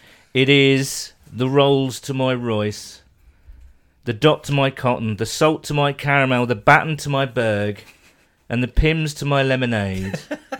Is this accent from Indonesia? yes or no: no; the Midlands, England, United Kingdom; a fellow Bengals fan who I grew up with in the Midlands